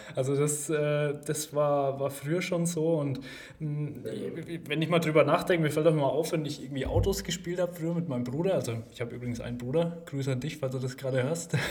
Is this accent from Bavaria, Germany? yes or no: yes; Gerolzhofen, Bavaria, Germany; also born or lived in Bamberg; ich komme aus Geroldshofen. Jetzt wird wahrscheinlich nicht jeder Geroldshofen kennen. Ähm, ist eine Kleinstadt in Unterfranken in der Nähe von Schweinfurt